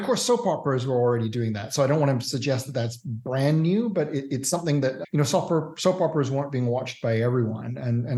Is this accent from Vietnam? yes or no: no; Australia; also born or lived in Canada / Singapore / Hong Kong; Born in Canada, but I'm also English and grew up in Australia, Singapore, and Hong Kong as well.